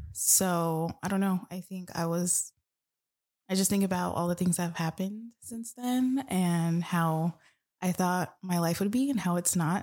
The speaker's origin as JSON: {"language": "English", "town": "Tucson", "region": "Arizona", "country": "United States", "tie": "born or raised there", "said": "growing up in Tucson"}